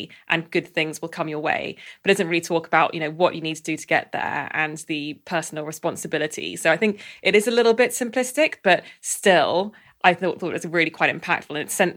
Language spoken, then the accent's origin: English; London, United Kingdom; I grew up in Southwest London and it's a very white area